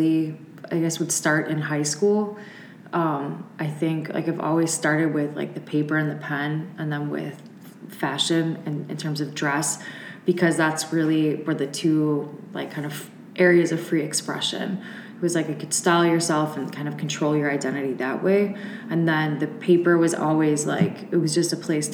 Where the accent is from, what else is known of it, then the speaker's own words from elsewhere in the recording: Chicago southwest suburbs, Illinois, United States; moved away as an adult; also born or lived in Oxford, Ohio; I'm from Chicago, suburbs, southwest suburbs, which was like rural when I was young until like junior high, and then it became more of like a suburb